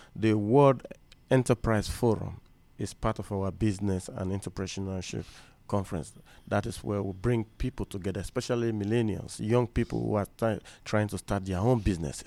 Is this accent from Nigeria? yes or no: yes; Nigeria; I'm from Nigeria